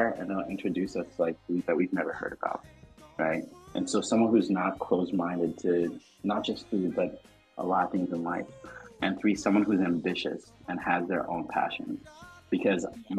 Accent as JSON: {"language": "English", "country": "Madagascar", "moved": "yes", "said": "I am from Madagascar. I do have a Malagasy passport"}